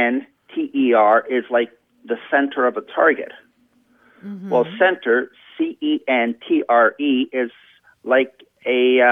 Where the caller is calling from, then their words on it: Brighton, Ontario, Canada; I'm calling from Brighton, Ontario, Canada.